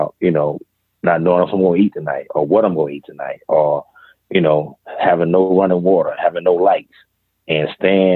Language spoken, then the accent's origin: English; Greenville, South Carolina, United States; I was born in Greenville, South Carolina, and I grew up on the west end of Greenville